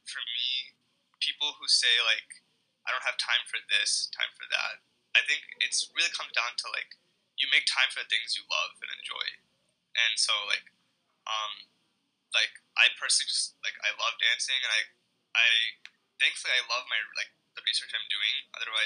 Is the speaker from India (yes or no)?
yes; India; now in United States; I was born in India.